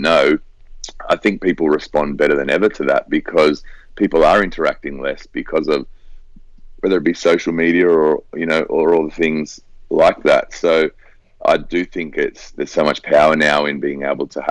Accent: Sydney, New South Wales, Australia; also born or lived in Hong Kong; I was born and raised in Sydney, Australia

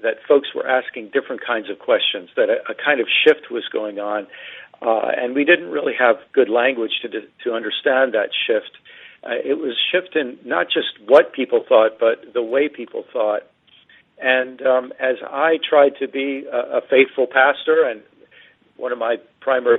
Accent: East Coast of the U.S., United States; I grew up in the East Coast of the U.S.

